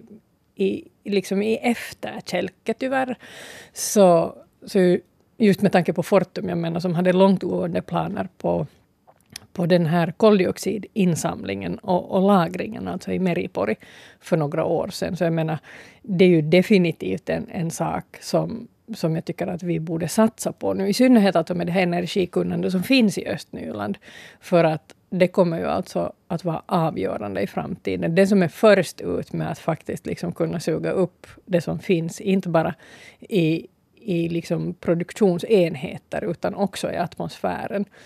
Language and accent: Swedish; Ostrobothnia, Finland; now in Sipoo, Finland; jag är hemma från Österbotten